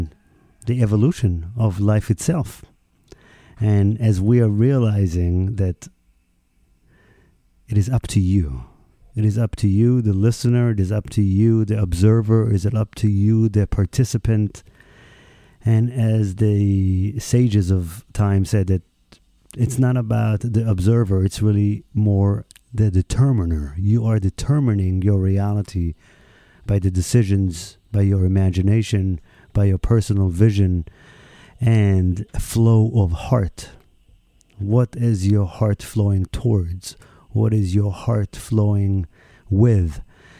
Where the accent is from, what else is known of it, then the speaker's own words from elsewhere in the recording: Israel; moved away; my home country, Israel